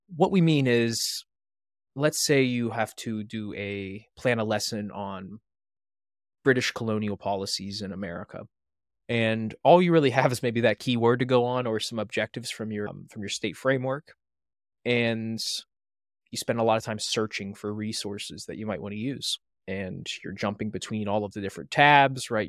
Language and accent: English; north of Pittsburgh, Western Pennsylvania, United States; moved away as an adult; now in Maryland, United States; I'm not originally from Maryland. I'm from Western Pennsylvania, north of Pittsburgh. My co-founder, Thomas Hummel, is as well, but he and I never knew each other, even though we grew up about fifteen minutes away